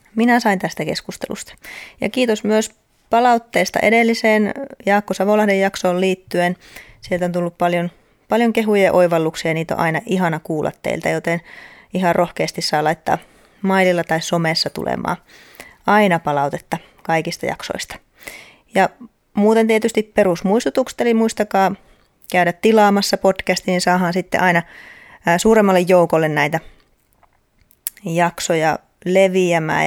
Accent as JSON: {"language": "Finnish", "town": "Outokumpu", "region": "North Karelia", "country": "Finland", "tie": "born or raised there", "also_born_or_lived": "Joensuu", "said": "Outokummussa, eli mun kotikaupungissa"}